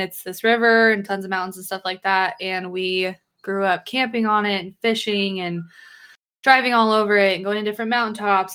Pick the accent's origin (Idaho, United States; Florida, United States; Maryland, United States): Idaho, United States; I grew up in a little town in Idaho